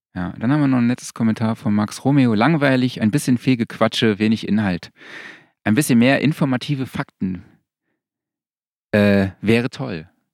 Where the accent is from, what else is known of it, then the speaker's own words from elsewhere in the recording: Saarland, Germany; moved away; ich komme ja aus dem Saarland